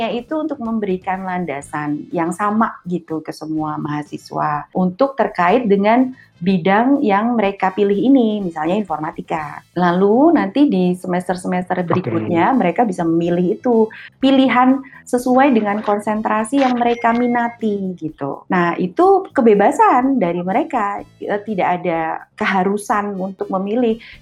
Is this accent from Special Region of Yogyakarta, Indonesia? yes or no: yes; Yogyakarta, Special Region of Yogyakarta, Indonesia; Iya, saya di Jogja, saya orang iya.